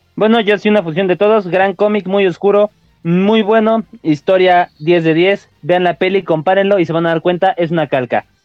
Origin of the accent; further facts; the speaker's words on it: Mexico; somos mexicanos, somos acá